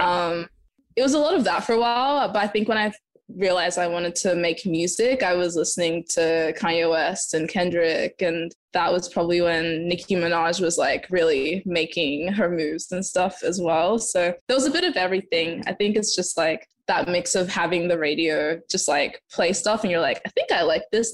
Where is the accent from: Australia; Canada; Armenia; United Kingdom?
Australia; Adelaide, South Australia; moved away as an adult; also born or lived in Zimbabwe; now in Los Angeles, United States; I'm originally from Zimbabwe. I was born there and lived in Adelaide, and now I'm in Los Angeles